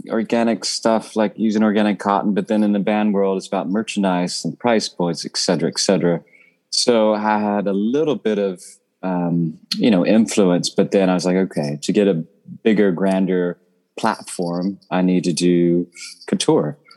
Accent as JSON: {"language": "English", "region": "the South", "country": "United States", "tie": "born or raised there", "said": "I mean, obviously, I grew up in the South, so"}